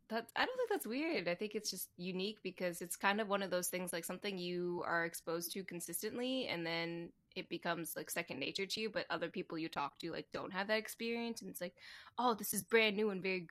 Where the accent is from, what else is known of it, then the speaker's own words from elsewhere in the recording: right below Baltimore, Maryland, United States; also born or lived in DC area; I grew up in Maryland, like right below Baltimore.